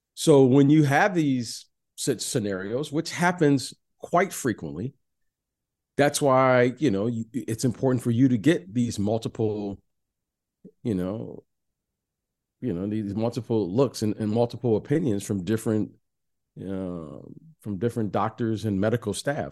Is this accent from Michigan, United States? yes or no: yes; Detroit, Michigan, United States; I'm a Detroit kid